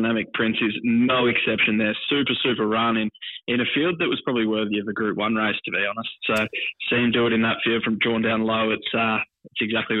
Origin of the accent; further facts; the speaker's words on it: near Phillip Island, Victoria, Australia; I grew up down near Phillip Island